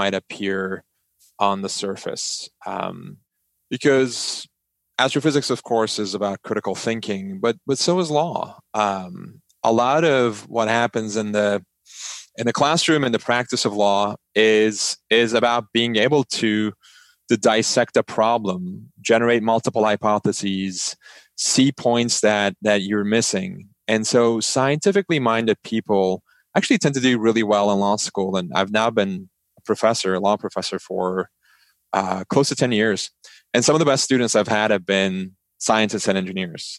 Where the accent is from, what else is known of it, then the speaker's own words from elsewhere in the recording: Istanbul, Turkey; moved away as an adult; now in United States; So I grew up in Istanbul, Turkey. I lived there for 17 years before coming to the United States for college.